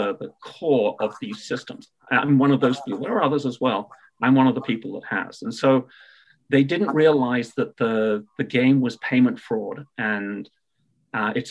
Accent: United Kingdom; accent: British; my British accent

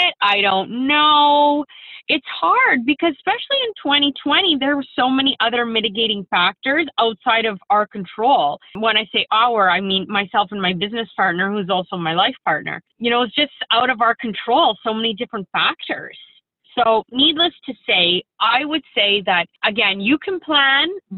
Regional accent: Windsor, Ontario, Canada; I'm from Windsor, Ontario

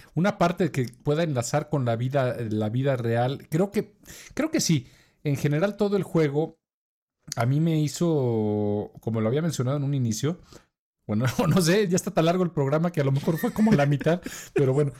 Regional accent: Mexico; accent: Mexican

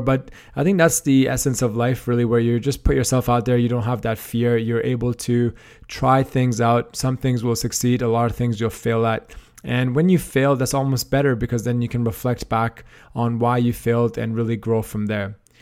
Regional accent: Canada; moved away as an adult; also born or lived in Australia / Toronto; I am Canadian originally

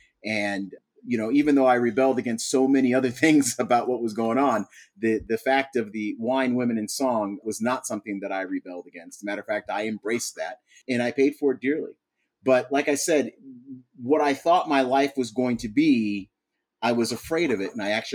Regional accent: Buffalo, New York, United States; moved away; Well, first thing I have to say is I'm a Buffalonian, and I'm very proud to be a Buffalonian, born and raised there. I do not live there right now, but that's the first thing I always tell everybody. I'm from Buffalo.

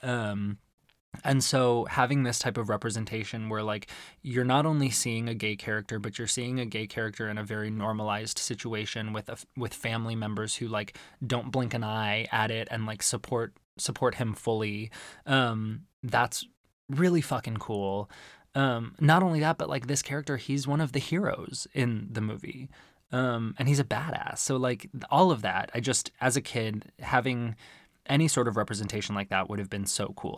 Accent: Arizona, United States; growing up in Arizona

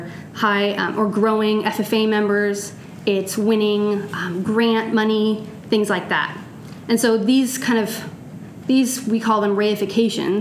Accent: California, United States; moved away as an adult; also born or lived in Ghana; now in Oregon, United States; I am originally from California.

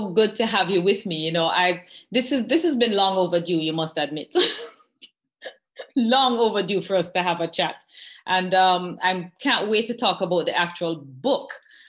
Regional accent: Mandeville, Manchester Parish, Jamaica; I grew up in Mandeville in the 60s.

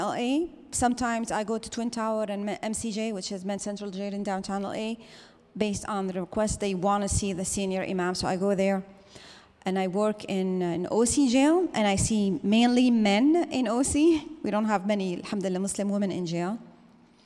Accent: Syria; now in Los Angeles, United States; I am from Syria.

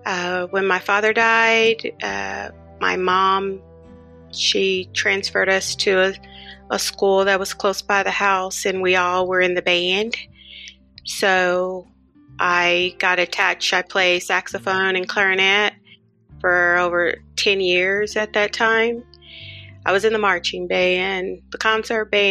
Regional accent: Oklahoma City, Oklahoma, United States; I grew up here in Oklahoma City. I was born and raised here.

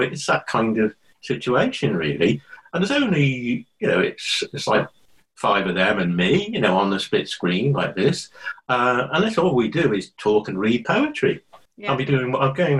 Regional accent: Liverpool, North West England, United Kingdom; moved away as an adult; also born or lived in London; I was born in Liverpool, which I, you know, always go on about and always rave about. You know, I went to the same school as Paul McCartney

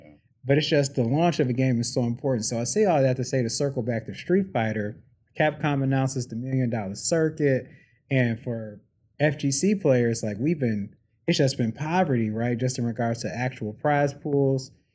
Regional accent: Detroit, Michigan, United States; I'm from Detroit. I love Detroit.

